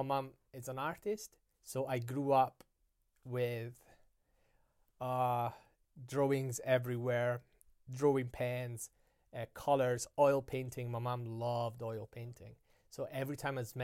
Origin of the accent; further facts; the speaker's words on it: Italy; English is a second language; moved away; I was just growing up in Italy